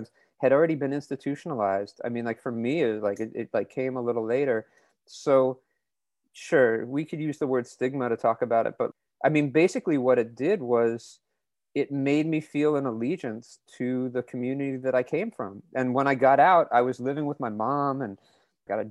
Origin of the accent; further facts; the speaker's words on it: New York City, New York, United States; now in Oakland, United States; I'm from New York City. I'm 46 years old. I live in Oakland, California. I grew up in the punk scene in New York